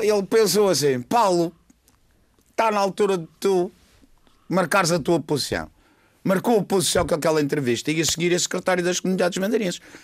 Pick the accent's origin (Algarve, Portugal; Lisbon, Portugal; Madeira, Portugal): Madeira, Portugal; somos Madeirenses, vamos continuar a ser